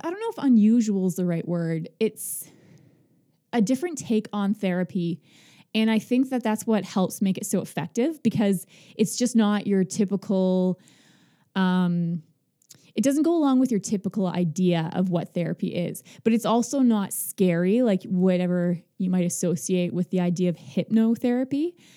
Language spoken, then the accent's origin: English; Magnetawan, Ontario, Canada; I'm from Magnetawan